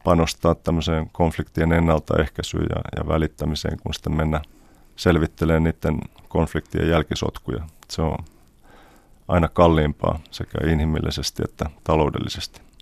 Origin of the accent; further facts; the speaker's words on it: Finland; also born or lived in Germany; now in New York, United States; synnyin Saksassa, mutta jo kuusivuotiaana sitten muutin vanhempieni kanssa Suomeen ja Suomessa kävin kouluja ja, ja opiskelin